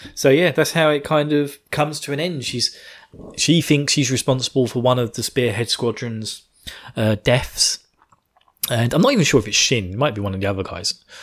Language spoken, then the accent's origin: English; United Kingdom; I'm British.